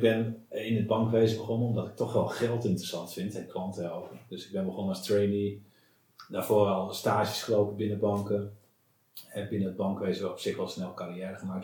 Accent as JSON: {"language": "Dutch", "region": "Friesland", "country": "Netherlands", "tie": "born or raised there", "said": "ik ben, eh, opgegroeid in Friesland."}